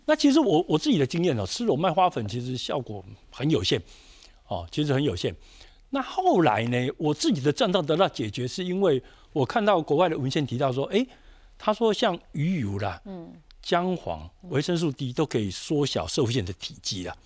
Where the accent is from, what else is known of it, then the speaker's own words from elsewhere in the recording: Taiwan; 我们台湾人